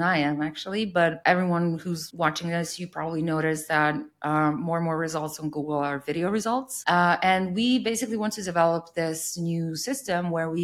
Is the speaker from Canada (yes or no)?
no; Serbia; I'm from Serbia